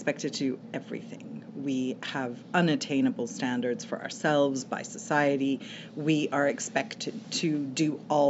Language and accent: English; Canada; also born or lived in England; In half in England, half in Canada.